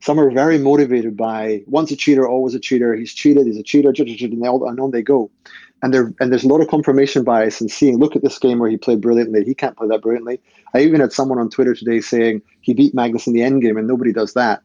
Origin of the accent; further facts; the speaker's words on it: Scotland, United Kingdom; I'm from Scotland